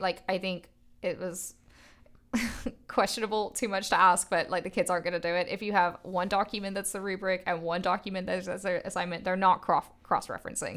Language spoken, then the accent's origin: English; England, United Kingdom; moved away; growing up in England and that being my personal educational experience